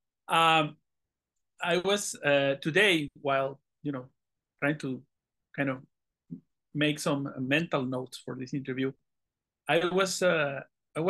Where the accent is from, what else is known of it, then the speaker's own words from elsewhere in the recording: northern Mexico, Mexico; moved away as an adult; also born or lived in Monterrey, Mexico / Ciudad Juarez, Mexico / Chihuahua, Mexico; now in Toronto, Canada; we are from Northern Mexico